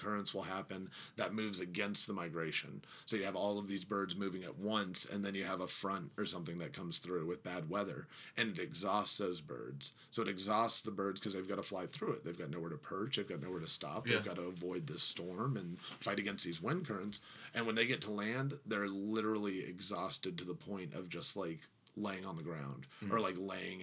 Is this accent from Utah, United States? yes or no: no; Bradenton, Florida, United States; the river that I grew up on the Braden River down in Bradenton, and I grew up directly on the river